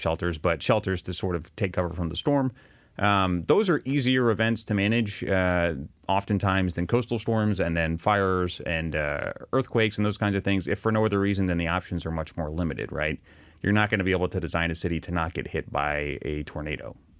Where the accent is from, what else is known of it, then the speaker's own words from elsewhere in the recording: Arkansas, United States; I grew up in Arkansas